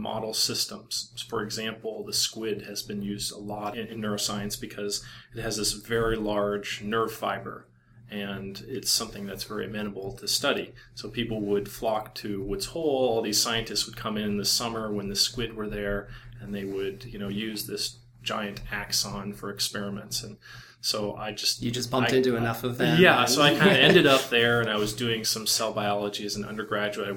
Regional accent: Iowa, United States; moved away as an adult; also born or lived in Boston / Stanford; I grew up in Iowa, and the only animals around were like pigs and stuff

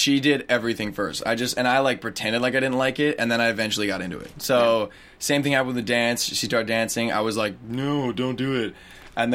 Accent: Canada; I'm from Canada

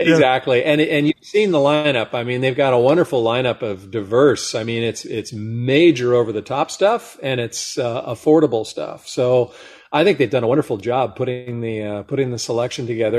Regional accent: Monterey Peninsula, California, United States; growing up on the Monterey Peninsula with Laguna Seca Raceway in our backyard

